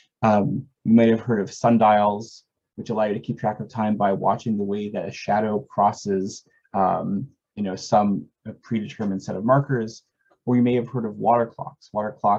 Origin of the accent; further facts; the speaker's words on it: Toronto, Ontario, Canada; moved away; I was born and raised in Toronto